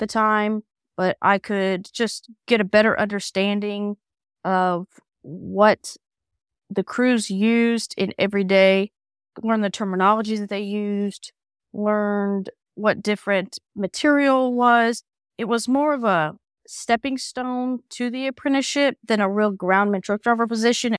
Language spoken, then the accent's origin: English; Kansas City, Missouri, United States; moved away as an adult; now in Illinois, United States; I am originally from Kansas City